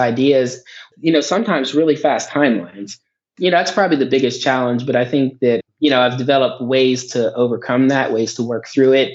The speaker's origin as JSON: {"language": "English", "town": "Johnstown", "region": "Pennsylvania", "country": "United States", "tie": "born or raised there", "said": "I grew up in a town called Johnstown, Pennsylvania"}